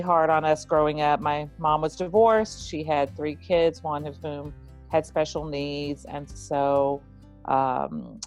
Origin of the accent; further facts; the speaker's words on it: Texas, United States; I grew up in Texas in the United States.